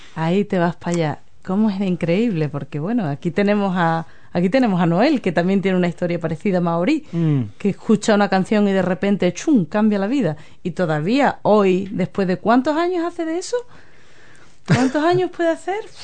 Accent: Andalusia, Spain; also born or lived in London, United Kingdom; now in New Zealand; yo vengo de Andalucía, yo que hablo del flamenco que, enseño flamenco

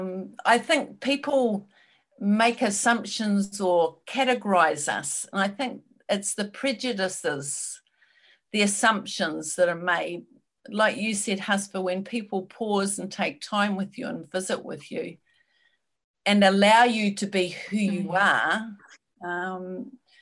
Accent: New Zealand; I'm white, I'm a New Zealander

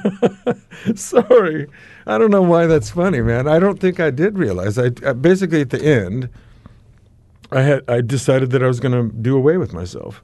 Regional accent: United States; accent: American; now in New Zealand; I'm now, um, a ki, a, uh, New Zealand citizen, but I guess my accent gives me my origins away

